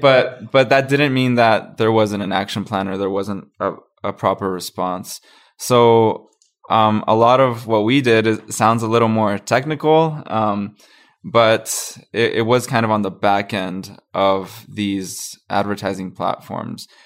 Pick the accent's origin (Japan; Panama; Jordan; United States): Panama; now in Calgary, Canada; I'm from Panama. I, I'm not from, from Calgary, but my family moved here in twenty eleven